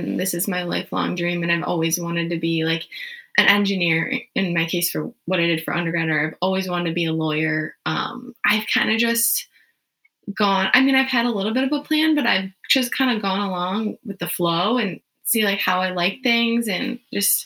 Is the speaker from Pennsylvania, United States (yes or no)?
no; Rochester Hills, Michigan, United States; I grew up in Rochester Hills, Michigan, which is in the Metro Detroit area. Yeah, I've been there my whole life